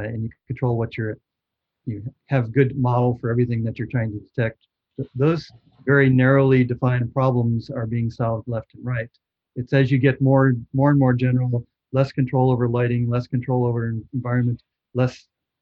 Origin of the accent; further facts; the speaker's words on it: Chicago, Illinois, United States; moved away; I grew up in Chicago, and I was back there last Thanksgiving